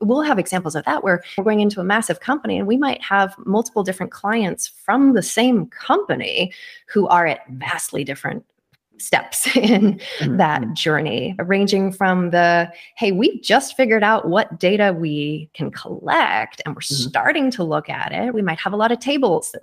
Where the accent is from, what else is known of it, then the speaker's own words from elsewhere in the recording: Kitsap Peninsula, Washington, United States; I grew up on the Kitsap Peninsula across the water from there